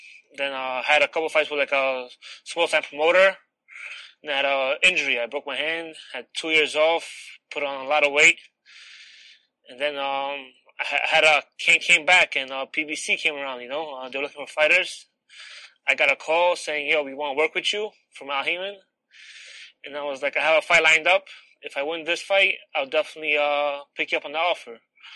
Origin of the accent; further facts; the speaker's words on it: New York City, New York, United States; also born or lived in Warsaw, Poland; I was born in Warsaw, Poland, raised in Brooklyn, New York. Came to the States when I was 7